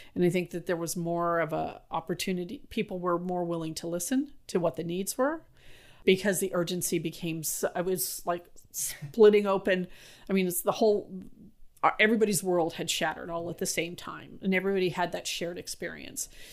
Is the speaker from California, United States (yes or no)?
yes; San Francisco, California, United States; I grew up in North Beach in San Francisco, and we had a Basque restaurant on Broadway